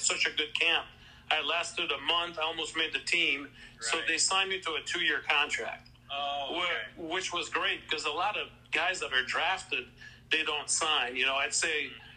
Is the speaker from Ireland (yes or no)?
no; Canada; first language French; English is a second language; I barely spoke English back then. I must mention that part. I was, you know, French-Canadian.